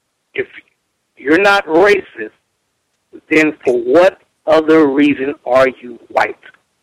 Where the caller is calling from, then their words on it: Hawaii, United States; I'm calling from Hawaii here.